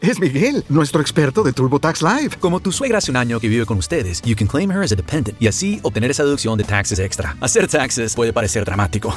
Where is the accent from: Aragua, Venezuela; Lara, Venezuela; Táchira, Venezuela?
Táchira, Venezuela; San Cristóbal; yo soy de San Cristóbal